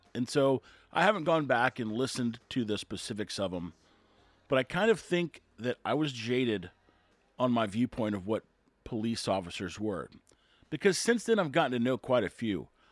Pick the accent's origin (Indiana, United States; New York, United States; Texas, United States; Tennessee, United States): Texas, United States; Corpus Christi; I'm from Texas, Corpus Christi, Texas.